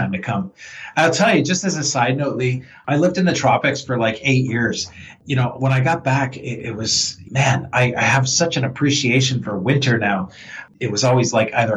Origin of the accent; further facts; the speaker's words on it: Toronto, Ontario, Canada; moved away as an adult; I grew up in and around Toronto my whole life, and I moved back. I was overseas for a number of years, about 15